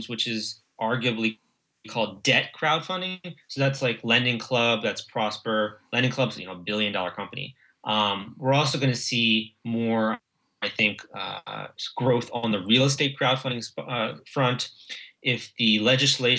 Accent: United States; our country

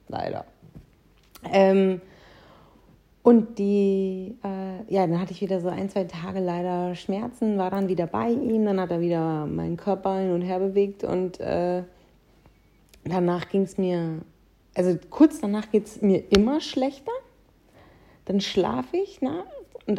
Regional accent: North Rhine-Westphalia, Germany; ich komme aus dem Münsterland.

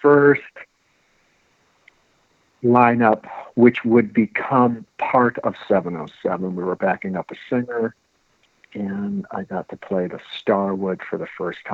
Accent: Detroit, Michigan, United States; I was born and raised in Detroit

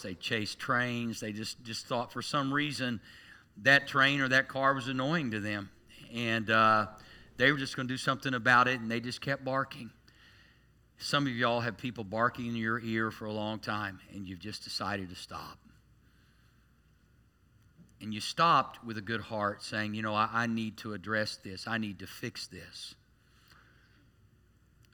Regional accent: Tulsa, Oklahoma, United States; growing up in Tulsa.

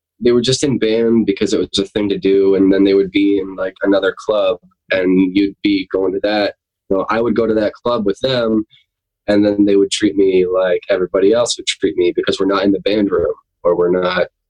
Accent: Jessieville, Arkansas, United States; also born or lived in Norfolk; now in New York, United States; I'm from Jesseville, Arkansas, originally.

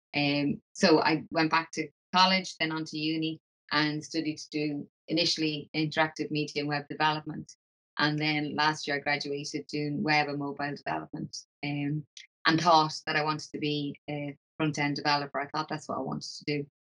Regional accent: Dublin, Leinster, Ireland; moved away as an adult; now in Glasgow, United Kingdom; I'm originally from Dublin, I came over to Glasgow

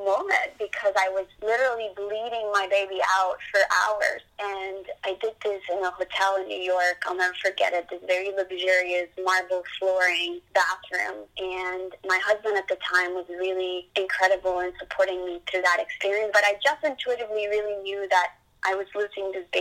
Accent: Colombia; now in Boca Raton, United States; I'm from Colombia

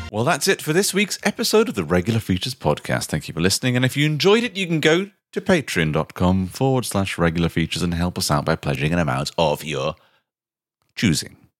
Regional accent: Ireland; as an Irishman, speaking as an Irishman

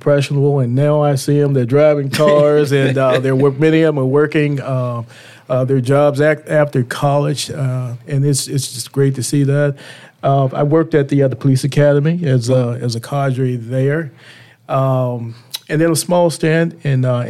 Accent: Richmond, Virginia, United States; I grew up in Richmond, and in fact, Jackson Ward.

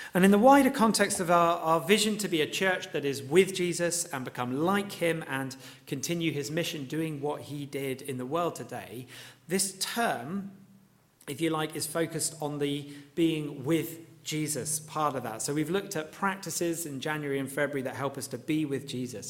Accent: Luton, East of England, United Kingdom; seeing, um, you know, my hometown laid out before me.

